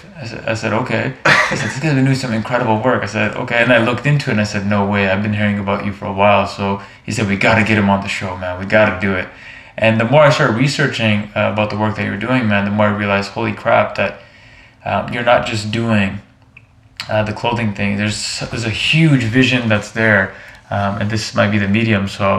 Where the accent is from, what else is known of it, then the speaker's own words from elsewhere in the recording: Canada; I'm a guy from Canada.